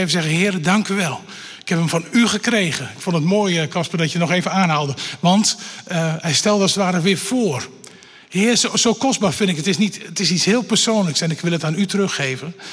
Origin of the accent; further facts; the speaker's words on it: Bible Belt, Netherlands; Want ook al ben ik opgegroeid in de Bijbelbelt en eh, heel lang twee keer in de, op een dag naar de kerk gegaan, zeg maar, dat had me nog niet gebracht bij Jezus.